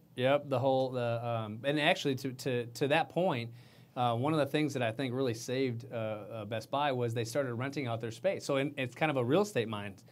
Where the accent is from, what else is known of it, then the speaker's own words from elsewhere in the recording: Minnesota, United States; now in Houston, United States; I come from Minnesota